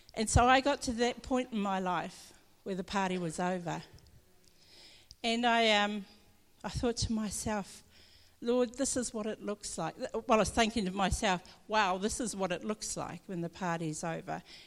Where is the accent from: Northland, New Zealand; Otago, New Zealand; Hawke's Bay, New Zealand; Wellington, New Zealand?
Northland, New Zealand; Omapere; grew up in Northland, I'm Māori, and I come from Omapere, which is up in Hokianga